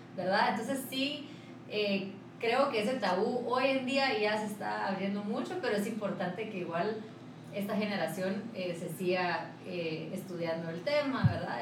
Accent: Guatemala; soy una, una guatemalteca

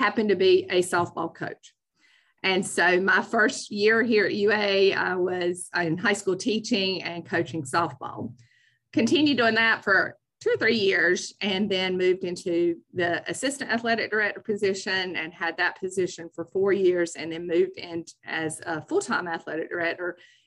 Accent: Marshville, North Carolina, United States; I grew up actually here in Union County, which is right next to Mecklenburg County, right outside of Charlotte, in a small town of Marshville

